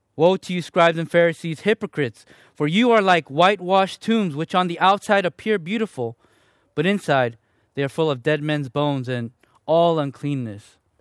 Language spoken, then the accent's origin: English; Chicago, Illinois, United States; also born or lived in Fullerton, California; now in Riverside, United States; I was born and raised in Chicago, Illinois, to two parents who, both of 'em were from South Korea